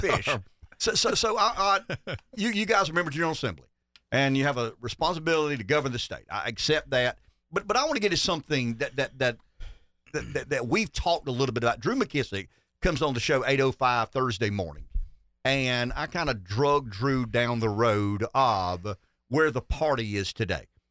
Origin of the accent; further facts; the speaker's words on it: Pamplico, South Carolina, United States; I thought I was from Pamplico, so, you know, we, one, one small town